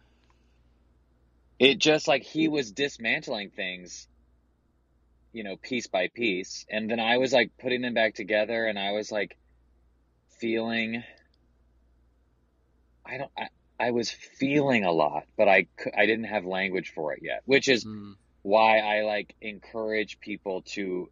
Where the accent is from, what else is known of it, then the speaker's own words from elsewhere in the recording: the South, United States; growing up in the South, gay, evangelical